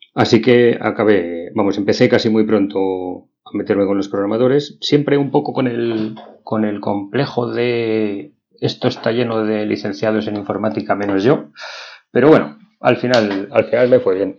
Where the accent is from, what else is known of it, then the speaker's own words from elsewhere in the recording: Madrid, Community of Madrid, Spain; yo soy de Madrid, como bien dice mi acento, aunque yo no lo noto, pero sí de aquí de Madrid. No tengo pueblo